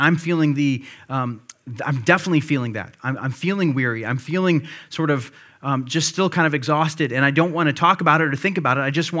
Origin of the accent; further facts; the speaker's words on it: Illinois, United States; I grew up near Chicago, used to live near Chicago, and we would make occasional day trips down there.